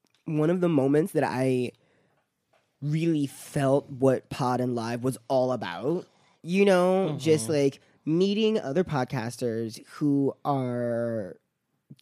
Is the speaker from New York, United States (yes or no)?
no; Baltimore, Maryland, United States; I'm from Baltimore